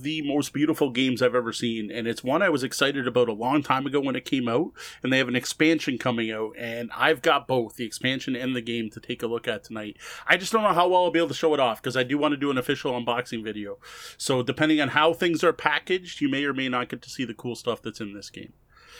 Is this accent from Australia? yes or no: no; Canada; It's just not worth it in Canada, unfortunately, despite being Canadian.